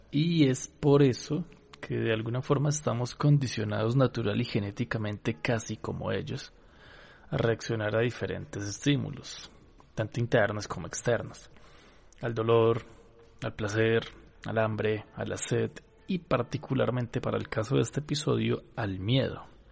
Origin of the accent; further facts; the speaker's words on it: Colombia; acá en Colombia, en mi país